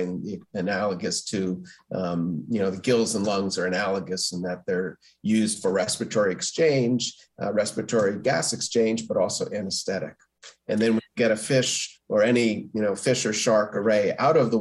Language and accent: English; Stamford, Connecticut, United States; I grew up in Stamford, Connecticut.